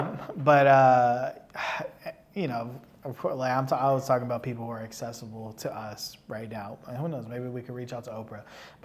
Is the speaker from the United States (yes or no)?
yes; South Bay, California, United States; I'm from the South Bay, right? Like, this is like my hood.